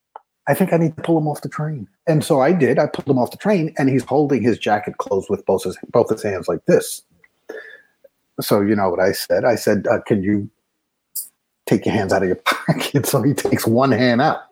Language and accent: English; New York City, New York, United States; I grew up in the Bronx. I worked as a police officer in the Bronx